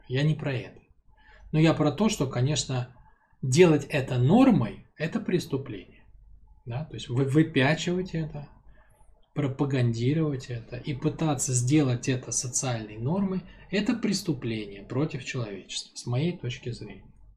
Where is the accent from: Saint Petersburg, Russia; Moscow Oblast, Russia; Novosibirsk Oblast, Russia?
Saint Petersburg, Russia; я, в принципе, городской ребенок, я родился там в Ленинграде, да, мама с папой у меня оба из Ленинграда, то есть я такой потомственный городской ребенок